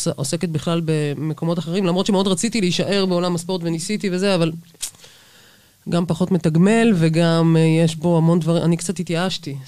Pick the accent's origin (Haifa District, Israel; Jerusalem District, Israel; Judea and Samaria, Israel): Jerusalem District, Israel; Jerusalem; המועדון שבו גדלתי בירושלים